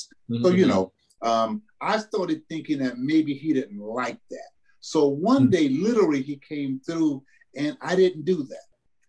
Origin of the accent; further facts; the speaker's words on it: the South, United States; that expectation that we had growing up in the South, that I had growing up in a … family household